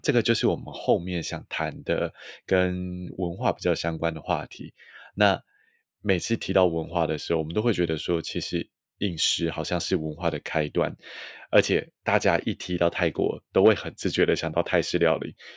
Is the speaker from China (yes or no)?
no; Taiwan; 作为台湾人，我们这种以，呃，中文、国语或者是甚至台语为母系来说